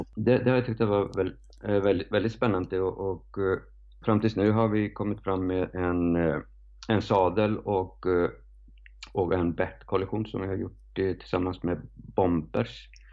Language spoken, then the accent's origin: Swedish; Reykjavik, Capital Region, Iceland; Swedish is a second language; moved away as an adult; now in Sweden; jag är uppväxt på Island